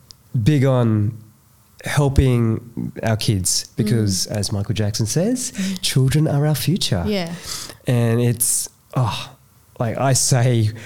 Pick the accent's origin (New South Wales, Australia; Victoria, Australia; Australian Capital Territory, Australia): New South Wales, Australia; Cabramatta; growing up in Cabramatta, it was really, really rough